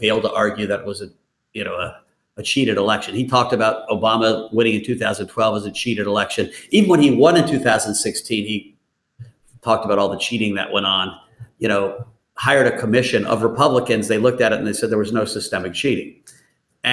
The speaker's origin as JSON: {"language": "English", "country": "United States", "said": "as an American"}